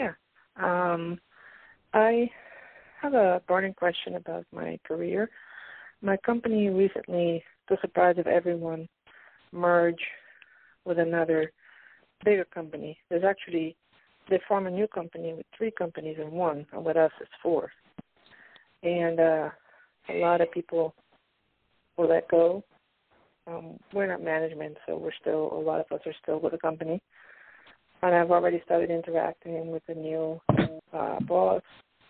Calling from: Pennsylvania, United States; I'm calling from Pennsylvania.

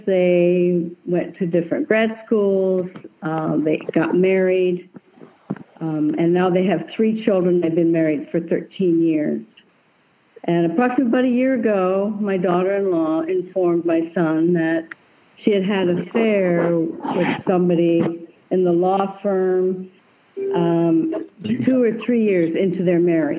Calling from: Seattle, Washington, United States

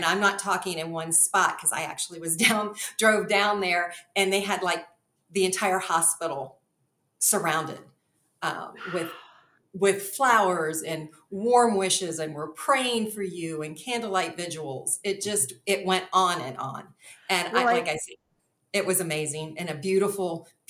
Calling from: Cincinnati, Ohio, United States; Cincinnati, Ohio.

